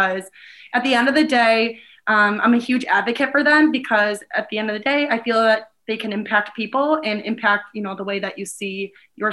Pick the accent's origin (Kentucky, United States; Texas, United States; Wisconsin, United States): Wisconsin, United States; Milwaukee; also born or lived in Fond du Lac, Wisconsin / Madison, Wisconsin; now in Green Bay, United States; I am originally from Milwaukee, Wisconsin